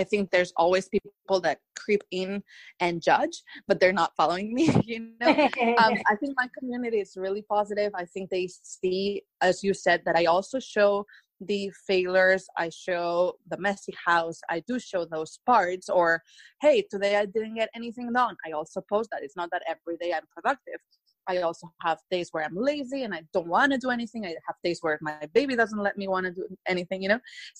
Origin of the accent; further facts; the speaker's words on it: Spain; English is a second language; now in Beverly Hills, United States; They didn't even know I was from Spain and that my whole family has been living through coronavirus for weeks and weeks.